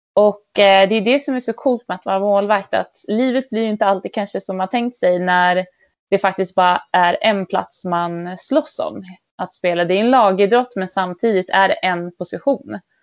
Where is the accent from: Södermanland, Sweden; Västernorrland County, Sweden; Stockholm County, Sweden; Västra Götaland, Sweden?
Västernorrland County, Sweden; Örnsköldsvik; Jag är uppvuxen i Övik